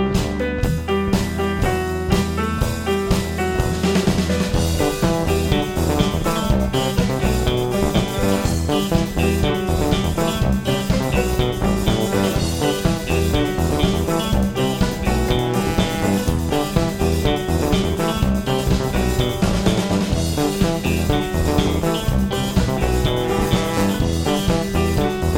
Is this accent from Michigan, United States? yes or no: no; Louisville, Kentucky, United States; We're from Louisville. So, this is especially special to us that we get to play here at our hometown's radio station